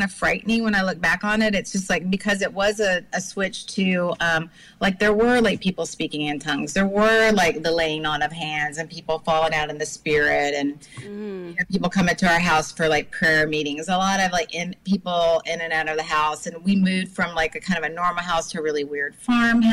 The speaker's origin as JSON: {"language": "English", "town": "Charlotte", "region": "North Carolina", "country": "United States", "tie": "born or raised there", "also_born_or_lived": "Virginia / Alabama / Brooklyn, New York", "moved": "yes", "lives_now": "New York City, United States", "said": "I was born in Virginia, but spent my early years in Charlotte, North Carolina, where my family, while we were in the same city, we moved a lot"}